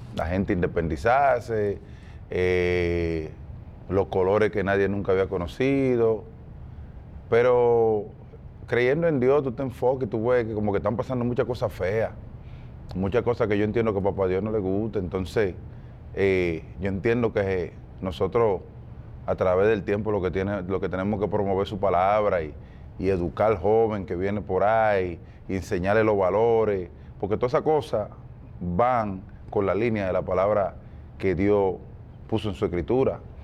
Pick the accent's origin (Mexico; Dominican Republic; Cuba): Dominican Republic; nosotros los dominicanos